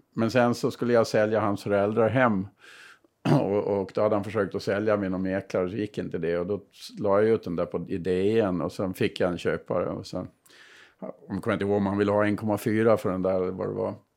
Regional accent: Burgsvik, Gotland, Sweden; Jag är ju själv ifrån Bursvik, så södra Gotland

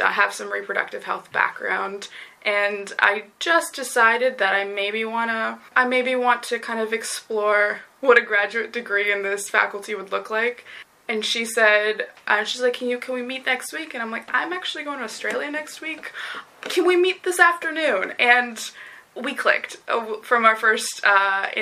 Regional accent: Vancouver, British Columbia, Canada; I grew up in British Columbia in the Vancouver sort of lower mainland area.

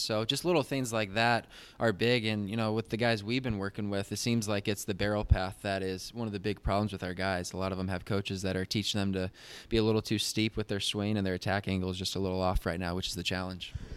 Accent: Phoenix, Arizona, United States; also born or lived in Virginia; I'm from Phoenix, Arizona, and twenty-five years old, went to South Mountain Community College

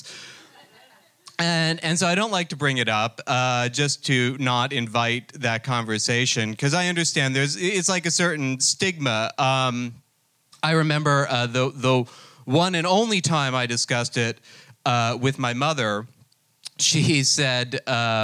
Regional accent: New Jersey, United States; I'm actually from New Jersey

